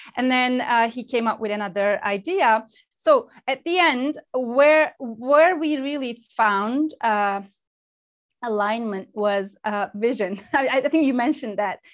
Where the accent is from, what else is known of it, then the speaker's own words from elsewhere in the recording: Turkey; moved away as an adult; also born or lived in United Kingdom; And I was born and raised in Turkey, then moved to the UK, United Kingdom, when I was 26